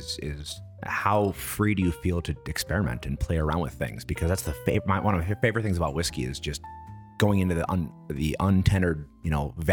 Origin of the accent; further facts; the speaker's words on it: Milwaukee, Wisconsin, United States; I'm from Milwaukee